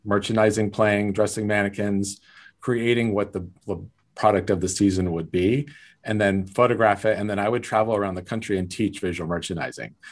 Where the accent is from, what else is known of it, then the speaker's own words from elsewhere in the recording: South Lake Tahoe, California, United States; I grew up in South Lake Tahoe, California, very small town